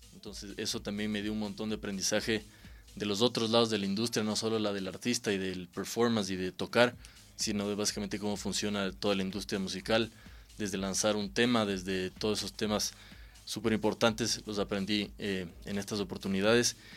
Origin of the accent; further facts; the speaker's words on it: Quito, Pichincha, Ecuador; moved away as an adult; now in Los Angeles, United States; Nací aquí en Quito, vivo en Los Ángeles